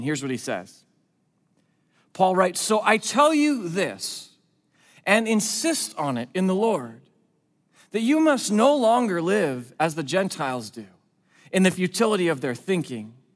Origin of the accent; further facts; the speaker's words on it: West Coast, United States; I grew up on the West Coast. I'm a West Coast kid